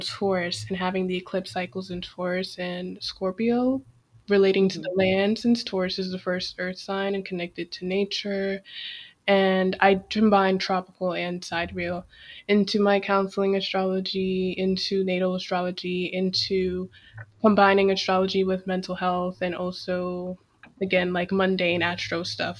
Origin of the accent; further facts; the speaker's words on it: Washington, District of Columbia, United States; now in Tallahassee, United States; born and raised in Washington, D.C.